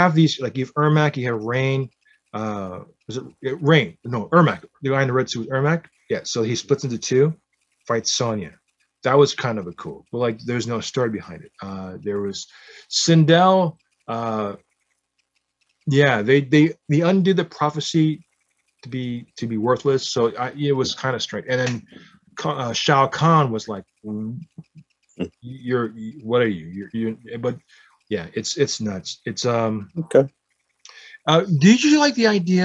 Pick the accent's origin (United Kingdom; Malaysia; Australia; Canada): Canada; I was born in Canada.